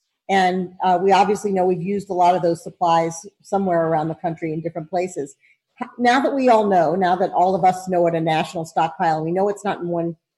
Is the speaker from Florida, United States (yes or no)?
yes; Florida, United States; now in Clayton, United States; I'm originally from Florida.